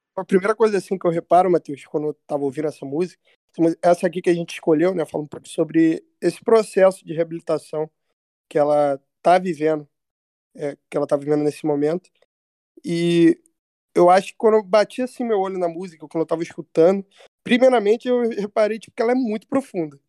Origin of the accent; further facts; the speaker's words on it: São Gonçalo, Rio de Janeiro, Brazil; eu sou de São Gonçalo, do Rio de Janeiro